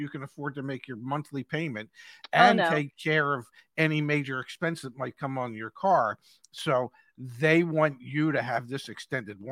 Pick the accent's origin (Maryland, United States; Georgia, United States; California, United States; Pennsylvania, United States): Pennsylvania, United States; Philadelphia; moved away; I'm from Philly originally, so I say things funny